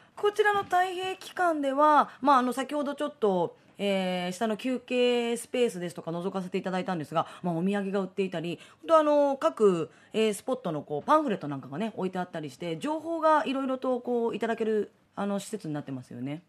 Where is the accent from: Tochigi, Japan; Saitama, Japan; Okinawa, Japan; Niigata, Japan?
Tochigi, Japan; 私栃木出 身